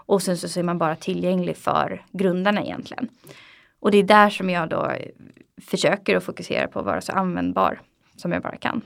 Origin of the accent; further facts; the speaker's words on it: Sweden; Vi är väldigt försiktiga svenskar